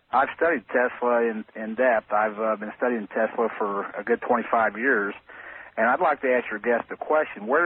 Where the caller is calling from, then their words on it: Leavenworth, Kansas, United States; I'm calling from Leavenworth, Kansas.